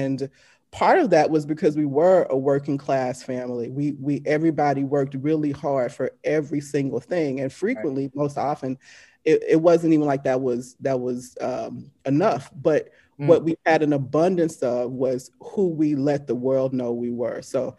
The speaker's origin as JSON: {"language": "English", "region": "Deep South", "country": "United States", "tie": "born or raised there", "said": "as a Southern born Black woman, you know, right, growing up in the Deep South"}